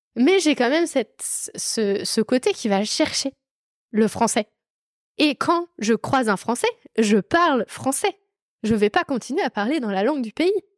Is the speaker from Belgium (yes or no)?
no; France; la chance que j'avais d'être française